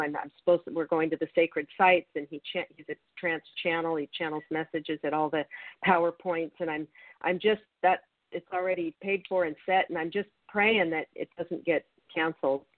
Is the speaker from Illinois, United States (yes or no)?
no; Federal Way, Washington, United States; moved away; I'm from Federal Way, 30 minutes outside of Seattle. That's that's my home up there.